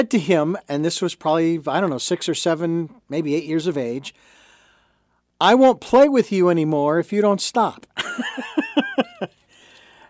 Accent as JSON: {"language": "English", "town": "Phoenix", "region": "Arizona", "country": "United States", "tie": "born or raised there", "said": "I lived, born and raised in Phoenix, Arizona."}